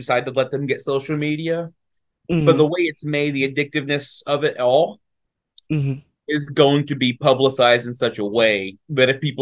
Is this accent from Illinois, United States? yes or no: no; Arkansas, United States; I grew up in Arkansas